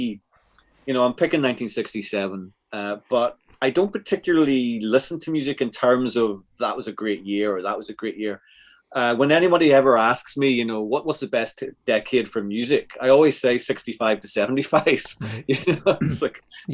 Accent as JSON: {"language": "English", "region": "Northern Ireland", "country": "United Kingdom", "tie": "born or raised there", "said": "I grew up in Northern Ireland"}